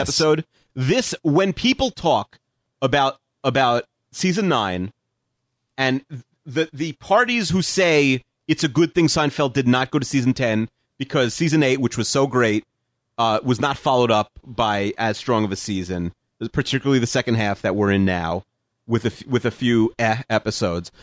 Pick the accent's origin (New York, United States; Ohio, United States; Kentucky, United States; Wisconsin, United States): New York, United States; Long Island; I'm from Long Island, but we're only, where I live is only like a ten minute drive from, like, Queens